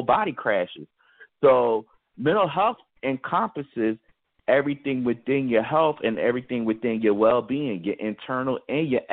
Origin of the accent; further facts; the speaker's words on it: Philadelphia, Pennsylvania, United States; now in Pittsburgh, United States; Growing up in Philadelphia, I was volunteering at hospitals